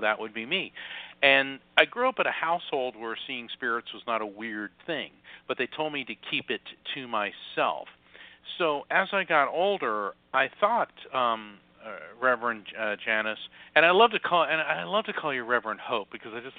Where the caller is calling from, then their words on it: Florida, United States; I am. Um, I'm in Central Florida, not far from uh, Kennedy Space Center.